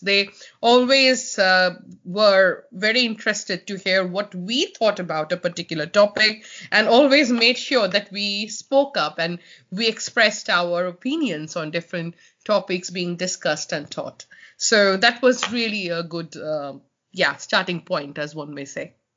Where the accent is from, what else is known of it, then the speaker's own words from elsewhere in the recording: Kolkata, West Bengal, India; moved away as an adult; now in Sheffield, United Kingdom; I'm from Calcutta